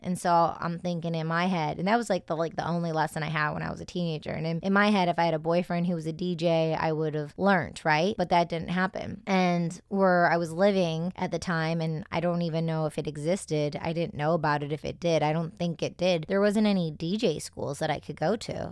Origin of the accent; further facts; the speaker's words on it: Detroit, Michigan, United States; So I grew up in Detroit, Michigan, well, in the suburbs